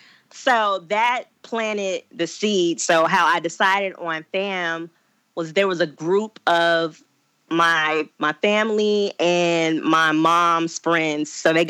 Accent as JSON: {"language": "English", "region": "Alabama", "country": "United States", "also_born_or_lived": "Florida", "moved": "as an adult", "said": "I didn't want to stay in state. I didn't want to be one of those people that's just Alabama is all that I know."}